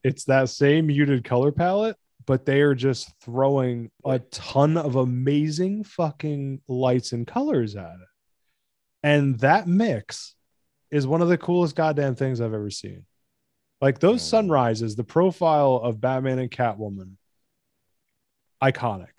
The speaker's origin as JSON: {"language": "English", "country": "United States", "said": "I'm American"}